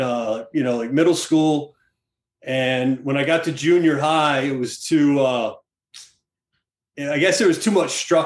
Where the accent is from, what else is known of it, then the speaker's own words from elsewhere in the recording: Peachtree City, Georgia, United States; moved away; I grew up in Atlanta, Georgia, and it's a small town just south of Atlanta called Peachtree City